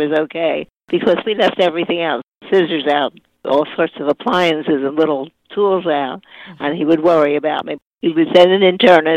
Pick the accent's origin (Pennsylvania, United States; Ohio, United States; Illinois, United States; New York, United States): Pennsylvania, United States; Philadelphia; now in Deerfield Beach, United States; I was born and raised in Philadelphia